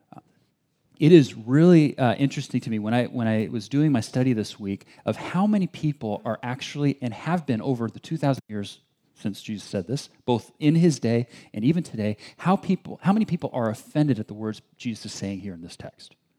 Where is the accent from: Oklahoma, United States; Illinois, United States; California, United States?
California, United States; Bay Area; also born or lived in China; I grew up in the Bay Area my whole, my whole life, spent two years overseas in China.